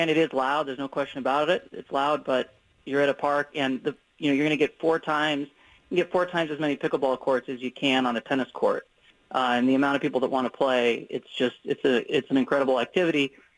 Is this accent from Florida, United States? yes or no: no; Portland, Oregon, United States; I grew up here in Portland